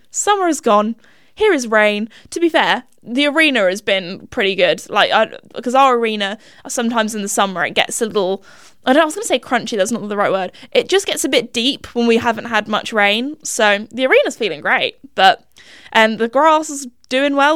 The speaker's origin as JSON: {"language": "English", "country": "United Kingdom", "said": "Little classic British girl"}